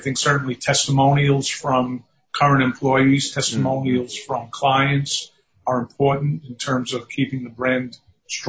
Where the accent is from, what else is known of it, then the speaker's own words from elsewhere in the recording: New York City, New York, United States; also born or lived in Staten Island, New York; native New Yorker, born and raised in Manhattan on the Lower East Side, and been in New York my whole life.